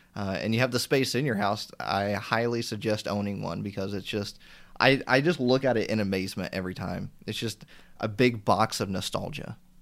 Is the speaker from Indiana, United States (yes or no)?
yes; Indiana, United States; I'm from Indiana, so we have a store called Meijer in our area as well